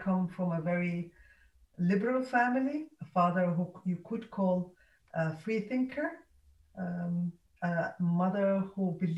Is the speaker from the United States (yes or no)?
no; Egypt; born there; also born or lived in different countries; I was born in Egypt. My mother has Egyptian roots there.